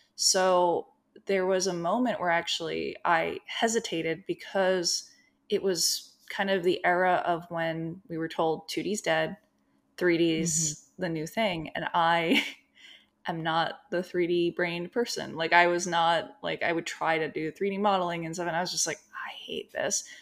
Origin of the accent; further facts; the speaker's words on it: New Jersey, United States; moved away as an adult; now in Los Angeles, United States; So I grew up in New Jersey